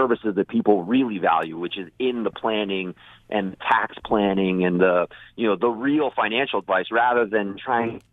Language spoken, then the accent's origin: English; Virginia, United States; I grew up in Virginia.